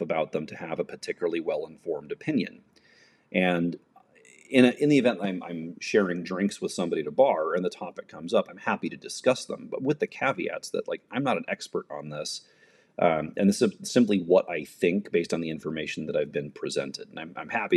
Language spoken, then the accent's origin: English; United States; I'm an American